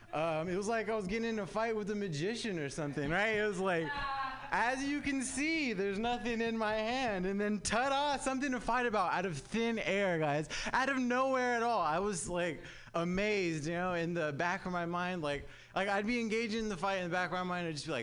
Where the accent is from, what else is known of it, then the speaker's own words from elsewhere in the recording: Southern California, United States; now in San Francisco Bay Area, United States; living in the Bay is crazy, man. I'm actually from Southern California.